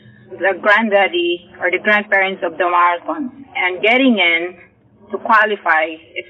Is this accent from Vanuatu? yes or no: no; Philippines; now in Fort Myers, United States; I am 38 years old. I'm from Fort Myers, Florida. I originally came from the Philippines.